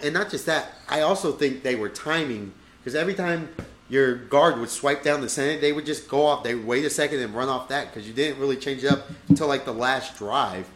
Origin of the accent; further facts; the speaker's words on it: United States; We are Americans